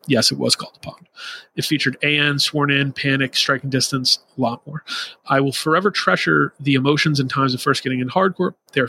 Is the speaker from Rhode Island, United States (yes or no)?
yes; Rhode Island, United States; I grew up in Rhode Island going to Boston/Worcester and Providence area shows in the very early 2000s.